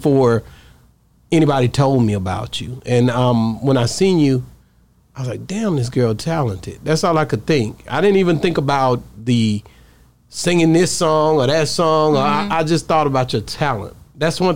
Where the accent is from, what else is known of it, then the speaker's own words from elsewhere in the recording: East Texas, United States; I'm from East Texas.